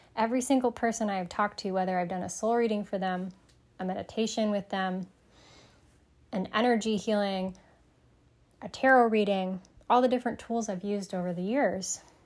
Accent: Sterling Heights, Michigan, United States; I grew up in Sterling Heights, Michigan

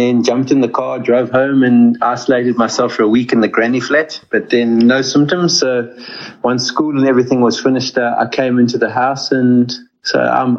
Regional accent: South Africa; Growing up in South Africa, it's very much an outdoors environment.

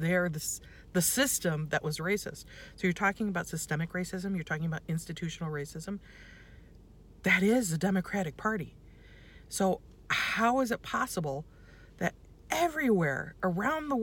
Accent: United States; first language English; I'm born in the United States. I'm an American. I speak English. That's my first language

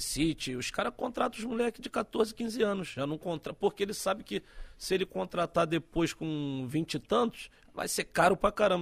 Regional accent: Rio de Janeiro, Brazil; also born or lived in Santos; eu nasci em Santos. Nasci em Santos na época que meu pai jogava no Santos. Mas fui, fui cedo pro Rio. Fui com meses pro Rio e partir daí vivi no Rio praticamente uma maioria do tempo

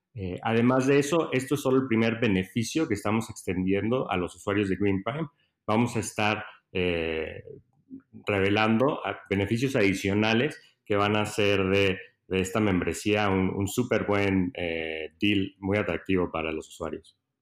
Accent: Monterrey, Nuevo León, Mexico; moved away as an adult; also born or lived in United States / San Francisco; yo crecí en Monterrey

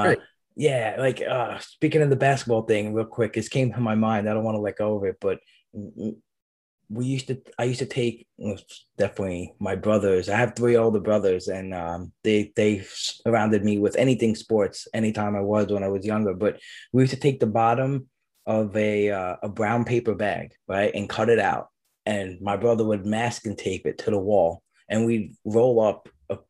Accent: New York City, New York, United States; I grew up in Brooklyn. During the school year, we were in Brooklyn

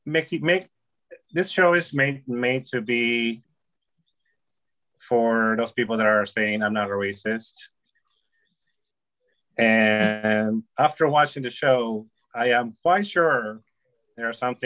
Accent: United States; born there; I mm-hmm. was born in America.

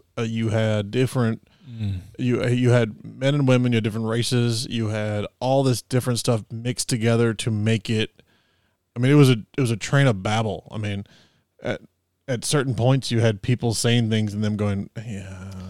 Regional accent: United States; We're American.

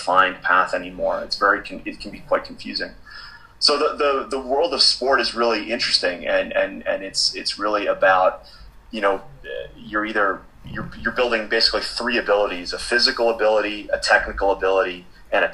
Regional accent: Boston, Massachusetts, United States; I'm from Boston, born and raised, and both my parents were musicians

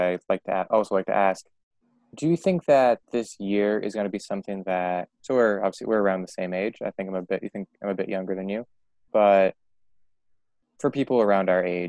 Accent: Malden, Massachusetts, United States; I'm from Malden, Massachusetts, so it's like right north

